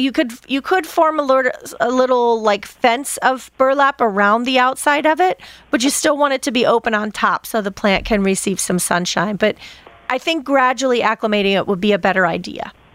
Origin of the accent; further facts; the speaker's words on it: Pennsylvania, United States; I grew up in Pennsylvania, Dutch territory